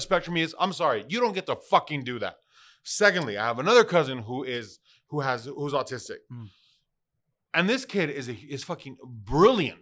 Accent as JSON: {"language": "English", "town": "Phoenix", "region": "Arizona", "country": "United States", "tie": "born or raised there", "said": "I was born in Phoenix, Arizona"}